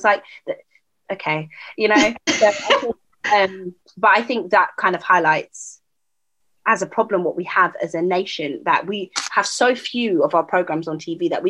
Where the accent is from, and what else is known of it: United Kingdom